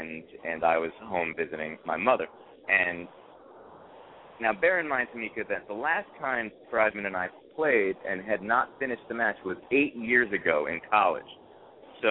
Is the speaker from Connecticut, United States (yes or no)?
yes; New Haven, Connecticut, United States; I grew up in New Haven